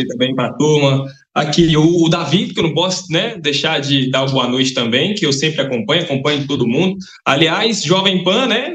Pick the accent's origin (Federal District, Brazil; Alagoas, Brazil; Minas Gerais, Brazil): Minas Gerais, Brazil; Capelinha; eu sou de Capelinha, tá interior de Minas Gerais. Eu sou de uma cidade de aproximadamente 40 mil habitantes.